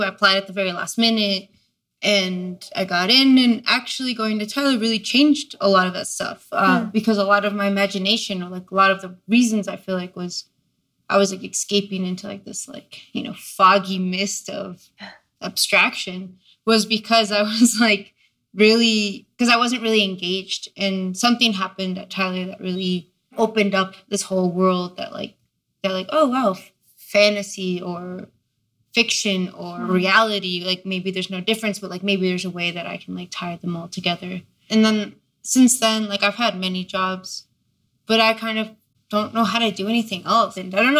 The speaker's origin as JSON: {"language": "English", "region": "La Paz", "country": "Bolivia", "tie": "born or raised there", "also_born_or_lived": "Ithaca, United States", "lives_now": "Philadelphia, United States", "said": "I was born in La Paz, Bolivia, but I grew up between La Paz and Ithaca, New York."}